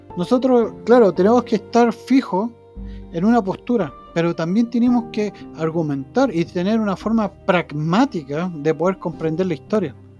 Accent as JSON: {"language": "Spanish", "country": "Chile", "said": "nosotros como chilenos"}